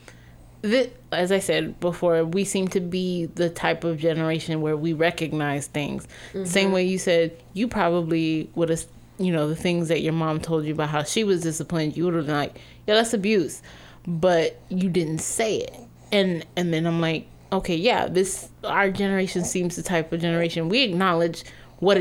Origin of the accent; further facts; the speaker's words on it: United States; And being that we are American